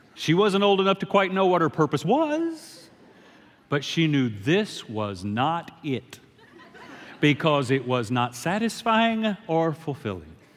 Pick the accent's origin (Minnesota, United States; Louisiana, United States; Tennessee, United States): Louisiana, United States; Shreveport; I'm from Shreveport, Louisiana